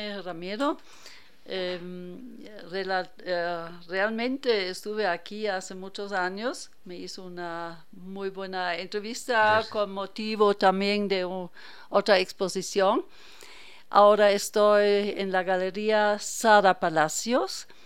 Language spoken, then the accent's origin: Spanish; Hanover, Lower Saxony, Germany; Yo soy alemana.